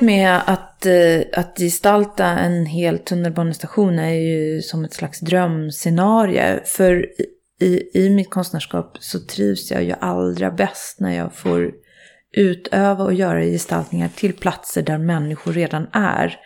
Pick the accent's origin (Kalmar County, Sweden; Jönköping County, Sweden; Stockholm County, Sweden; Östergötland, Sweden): Stockholm County, Sweden; Nacka; moved away; jag är född och uppvuxen i Fisksätra som är ju ett slags miljonprogramsområde mm. i Stockholm